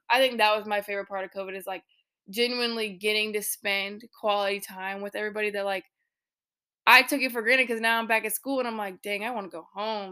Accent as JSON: {"language": "English", "region": "Illinois", "country": "United States", "moved": "yes", "lives_now": "North Carolina, United States", "said": "my people from back home in Illinois"}